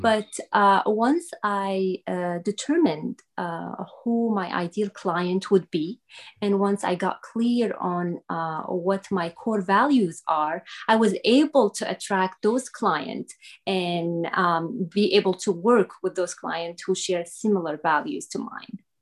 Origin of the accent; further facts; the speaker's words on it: Syria; English is a second language; now in United States; I was not born in the United States. I am originally from Syria